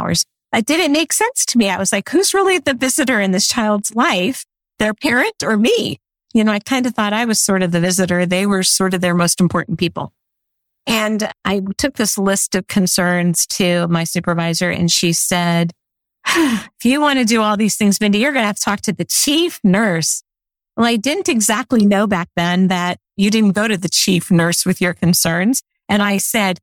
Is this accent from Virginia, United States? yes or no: no; St. Petersburg, Florida, United States; also born or lived in Detroit, Michigan; I actually was born in Detroit, but my parents moved me to Florida when I was 3. So I consider myself a Florida girl